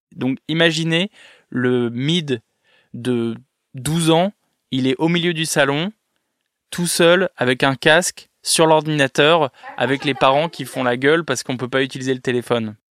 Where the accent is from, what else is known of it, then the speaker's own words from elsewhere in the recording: Villeneuve-d'Ascq, Hauts-de-France, France; je viens de Lille, précisément de Villeneuve-d'Ascq, qui est une petite ville, euh, à côté de Lille.